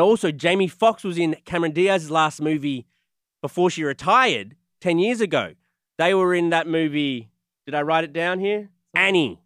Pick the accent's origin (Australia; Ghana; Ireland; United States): Australia; moved away; I'm Australian